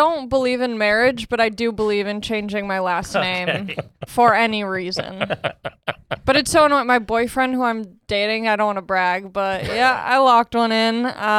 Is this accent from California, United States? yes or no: yes; Long Beach, California, United States; also born or lived in San Pedro, California; I grew up in Long Beach, California.